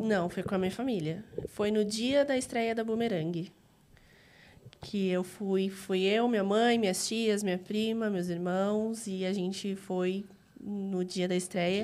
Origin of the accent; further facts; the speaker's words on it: Diadema, São Paulo, Brazil; also born or lived in São Bernardo do Campo; eu nasci em São Paulo, mas eu morei desde pequena em Diadema.